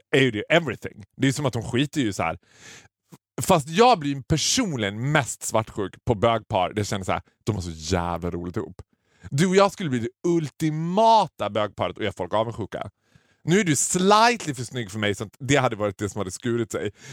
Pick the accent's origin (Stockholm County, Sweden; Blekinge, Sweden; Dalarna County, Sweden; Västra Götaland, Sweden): Dalarna County, Sweden; Borlänge; har jag liksom basunerat ut att jag kommer från Borlänge.